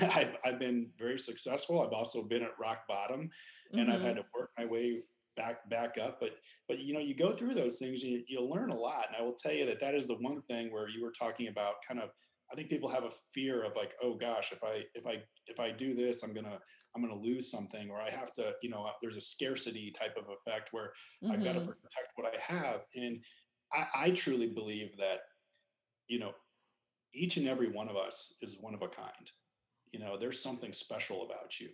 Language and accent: English; Lake Tahoe, California, United States; I grew up in Lake Tahoe, California